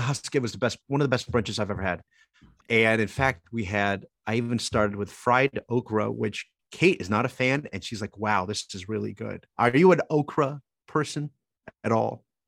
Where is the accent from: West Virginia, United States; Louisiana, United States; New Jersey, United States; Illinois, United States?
New Jersey, United States; Toms River; born or raised there